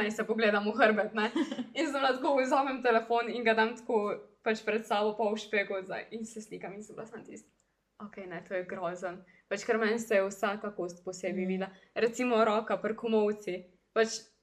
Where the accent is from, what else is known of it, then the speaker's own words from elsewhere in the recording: Zagorje ob Savi, Slovenia; sem mogla priti iz Zagorja